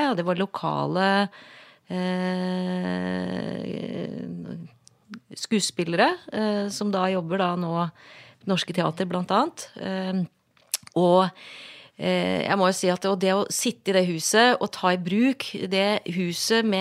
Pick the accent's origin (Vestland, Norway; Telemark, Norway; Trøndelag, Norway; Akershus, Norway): Akershus, Norway; Asker; also born or lived in Oslo; Jeg mener, jeg kom fra Asker, jeg bodde i Oslo, og dette her er helt unikt.